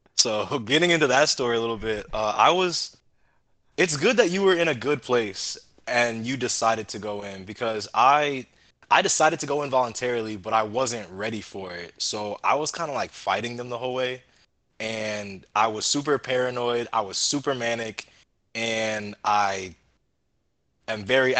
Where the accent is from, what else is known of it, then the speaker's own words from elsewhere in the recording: Georgia, United States; moved away; also born or lived in Fort Campbell, Kentucky; Georgia originally, but like, we were all stationed in Fort Campbell, Kentucky